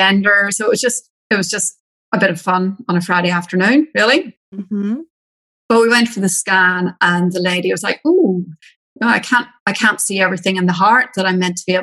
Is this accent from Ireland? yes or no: yes; Ireland; accent: Irish; moved away as an adult; now in Australia; I'm Irish